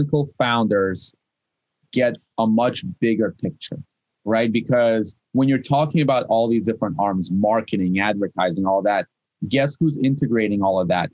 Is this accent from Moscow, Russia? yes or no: yes; Moscow, Russia; English is a second language; also born or lived in Kyiv, Ukraine / San Francisco, United States; now in Boston, United States; I was born in Kiev. I moved to Moscow. I grew up in Moscow.